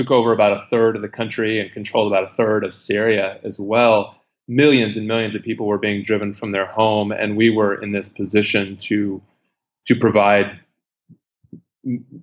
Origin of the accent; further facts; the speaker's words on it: United States; moved away as an adult; now in Iraq; as an American, because it was happening contemporary with my time here in Iraq